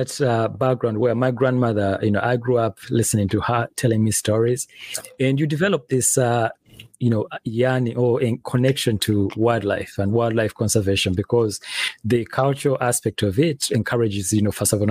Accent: Central Region, Uganda; now in United States; I am based in the US right now, but I'm originally from Uganda in East Africa.

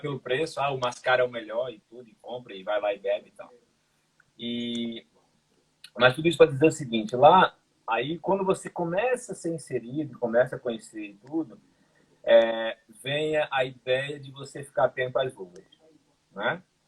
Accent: Brazil; moved away as an adult; also born or lived in Ireland; now in Portugal; Quando eu saí do Brasil

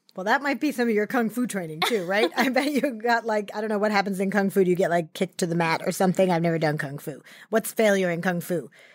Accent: New York, United States; I grew up in New York, and my first job was actually in the garment district

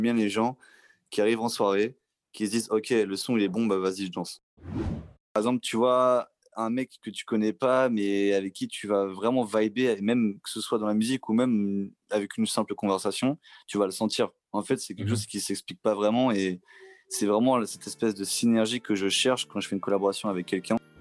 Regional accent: Vitry-sur-Seine, Île-de-France, France; je suis un mec euh, qui habitait à Vitry-sur-Seine, donc je suis né là-bas, j'ai mon enfance, mon adolescence

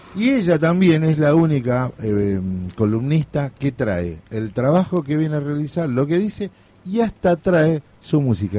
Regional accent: a hometown near the Iberá wetlands, Corrientes, Argentina; moved away; me fui a mi pueblo y recorrí la, laguna del Iberá

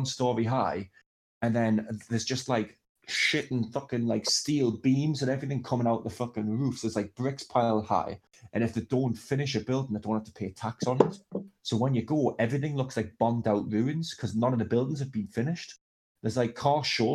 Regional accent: England, United Kingdom; I'm from England

